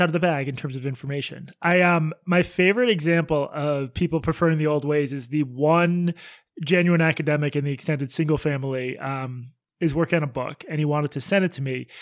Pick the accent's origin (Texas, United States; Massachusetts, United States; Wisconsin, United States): Massachusetts, United States; Boston; our October twenty-fourth show in my hometown at Laugh Boston.